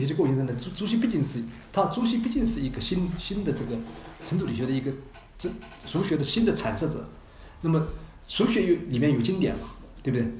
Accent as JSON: {"language": "Chinese", "country": "China", "said": "在冰山下面就表明我们中国人的政治思维的逻辑"}